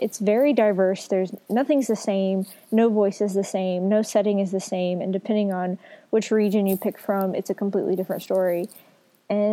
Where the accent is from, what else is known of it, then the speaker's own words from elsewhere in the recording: the South, United States; I grew up in the South